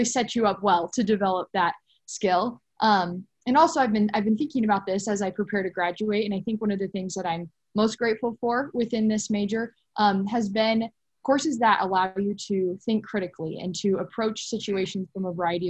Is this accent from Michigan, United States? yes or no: no; Lincoln, Nebraska, United States; I'm from Lincoln, Nebraska